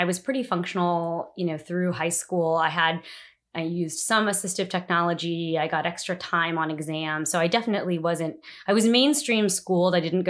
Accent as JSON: {"language": "English", "region": "New Jersey", "country": "United States", "lives_now": "Washington, D.C., United States", "said": "I live in Washington, D.C. I've been living in the city for about 5 years now. I'm originally from New Jersey."}